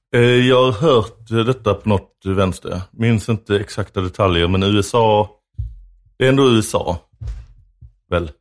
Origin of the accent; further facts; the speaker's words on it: Lund, Skåne, Sweden; jag är uppvuxen i Lund